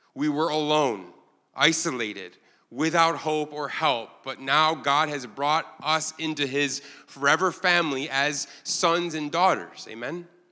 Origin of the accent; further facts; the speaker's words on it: Ilion, New York, United States; now in Korea; I'm from a town you've never heard of called Ilion, New York